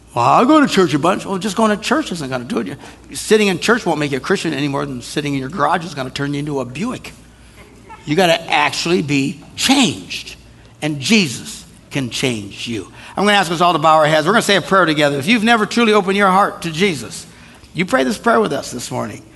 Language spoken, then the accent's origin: English; Wisconsin, United States; we're from Wisconsin